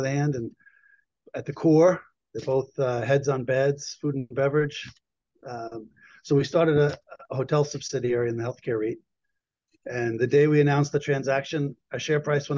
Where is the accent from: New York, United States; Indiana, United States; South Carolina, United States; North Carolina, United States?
New York, United States; moved away as an adult; also born or lived in Boston; I'm originally a New Yorker